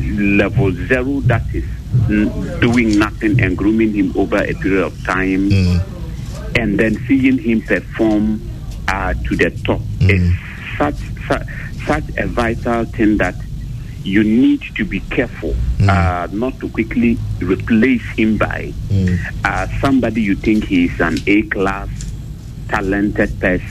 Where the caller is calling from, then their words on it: Ahafo, Ghana; I'm calling from Ahafo.